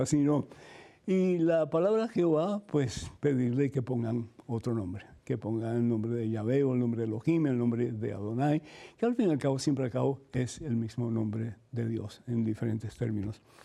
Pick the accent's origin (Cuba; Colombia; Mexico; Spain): Cuba; soy cubano